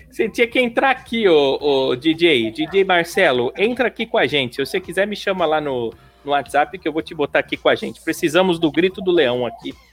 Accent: Porto Alegre, Rio Grande do Sul, Brazil; Porto Alegre mesmo, guri de apartamento. Olha só.

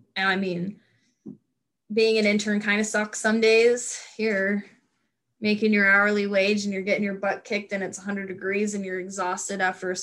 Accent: Nevada, United States; moved away as an adult; also born or lived in North Dakota; I'm from a small town in Nevada where the people I graduated kindergarten with are the same people I graduated high school

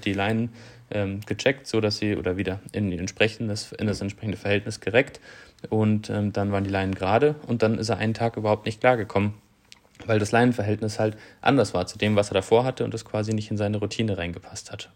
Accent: Southern Germany, Germany; moved away as an adult; grundsätzlich bin ich in Süddeutschland aufgewachsen

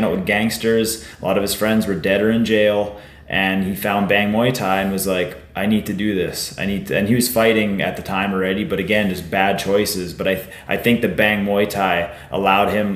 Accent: Warman, Saskatchewan, Canada; I grew up in Warman.

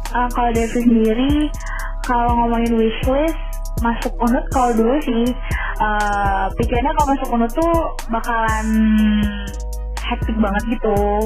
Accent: Bali, Indonesia; kita orang Bali

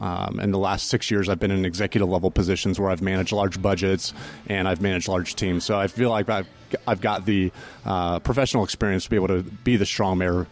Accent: Altamonte Springs, Florida, United States; now in Apopka, United States; I was born and raised right here in Central Florida. I grew up in Altamont Springs, and my wife Kelly and I moved to the city of Apopka about 15 years ago.

